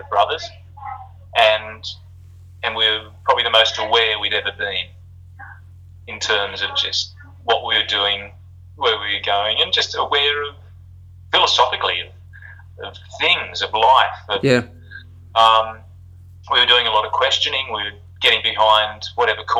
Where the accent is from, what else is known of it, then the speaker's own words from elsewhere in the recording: Australia; moved away; we're an Aussie band